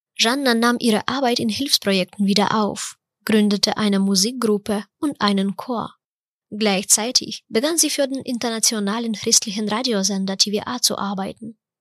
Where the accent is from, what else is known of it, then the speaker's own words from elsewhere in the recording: Ukraine; moved away; Ich bin Ukrainerin